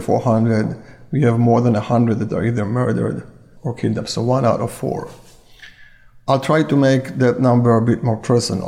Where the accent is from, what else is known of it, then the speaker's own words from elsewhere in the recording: Kibbutz Nir Oz, Southern District, Israel; moved away as an adult; now in San Diego, United States; I was born and raised in kibbutz near Oz.